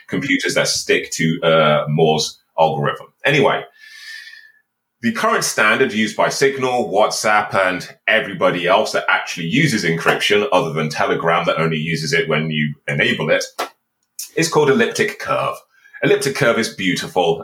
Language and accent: English; Birmingham, West Midlands, United Kingdom; I'm actually from a council estate in Birmingham